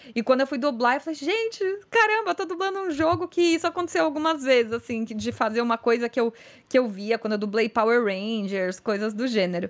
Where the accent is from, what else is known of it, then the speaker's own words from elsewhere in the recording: São Paulo, Brazil; eu sou de São Paulo, sou atriz, cantora, dubladora